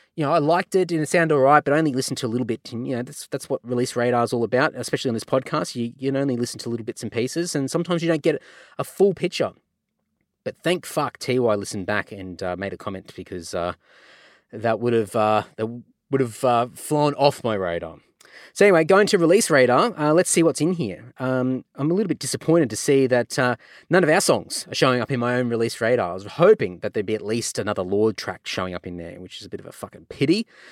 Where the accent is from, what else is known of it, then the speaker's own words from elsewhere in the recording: Redcliffe, Queensland, Australia; my hometown of Redcliffe in Queensland